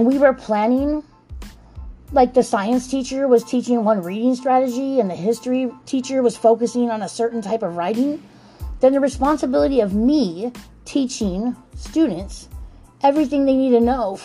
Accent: Los Angeles, California, United States; accent: African American vernacular English; first language English; also born or lived in Utah; I grew up in Watts, California

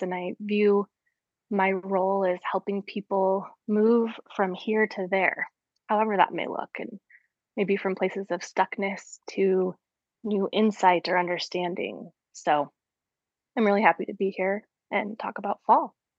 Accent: Colorado, United States; I grew up in Colorado

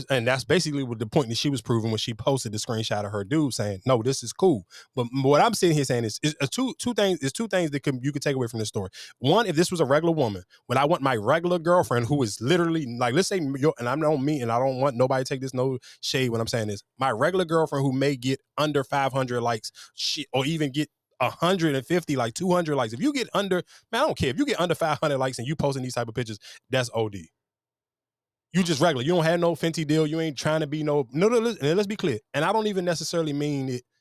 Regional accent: Florida, United States; I'm from Florida. He from New York.

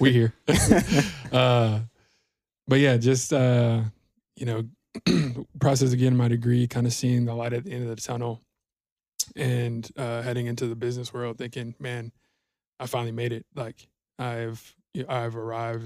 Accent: Georgia, United States; moved away as an adult; now in Denton, United States; I'm from Georgia originally, uh, born and raised, uh, moved out to Texas, um, in twenty eighteen

